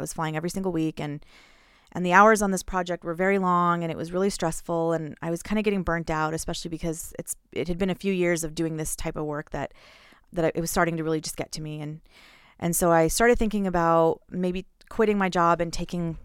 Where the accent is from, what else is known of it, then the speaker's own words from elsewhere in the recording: Houston, Texas, United States; moved away as an adult; I'm from Houston.